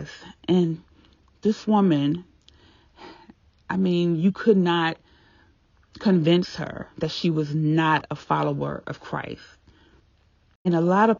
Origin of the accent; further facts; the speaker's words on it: Virginia, United States; moved away; I was still living in my hometown, small town Virginia